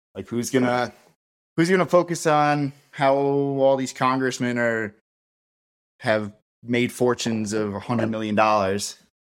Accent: Cold Spring, New York, United States; moved away as an adult; now in Denver, United States; The town I was born and raised in was called Cold Spring.

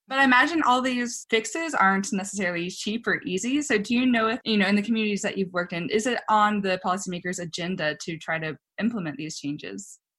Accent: a small town in Texas, United States; I actually grew up in a small town in Texas

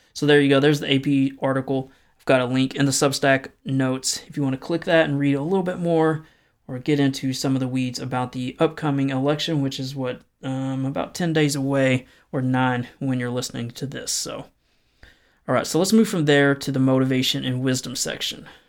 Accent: the South, United States; accent: Southern; my struggling Southern accent

